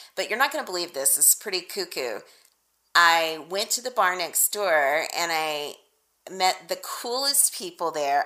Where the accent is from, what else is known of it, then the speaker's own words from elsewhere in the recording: Texas, United States; I'm from Texas, y'all, so that's like deep winter where I'm from.